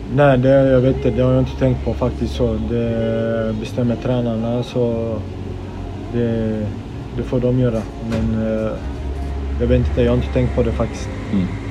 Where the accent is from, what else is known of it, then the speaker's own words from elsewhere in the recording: Gothenburg, Västra Götaland, Sweden; jag är född och uppvuxen i Biskopsgården